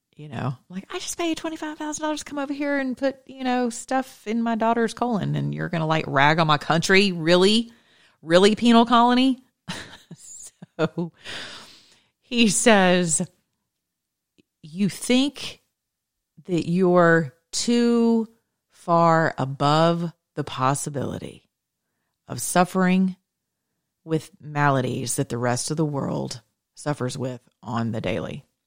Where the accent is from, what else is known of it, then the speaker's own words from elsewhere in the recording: United States; we're Americans